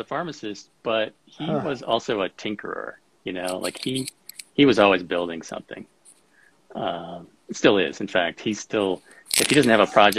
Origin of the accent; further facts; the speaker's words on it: Rockford, Illinois, United States; moved away as an adult; now in Colorado, United States; I grew up in Rockford, Illinois